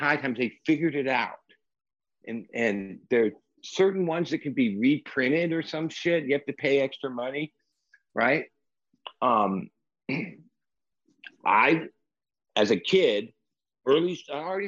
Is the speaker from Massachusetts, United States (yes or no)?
no; Los Angeles, California, United States; moved away as an adult; also born or lived in Rainbow, California / North County San Diego; now in San Diego, United States; I'm from the Valley, LA.